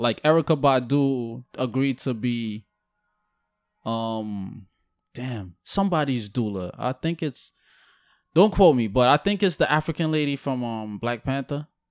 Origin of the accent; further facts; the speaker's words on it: Guyana; I'm from Guyana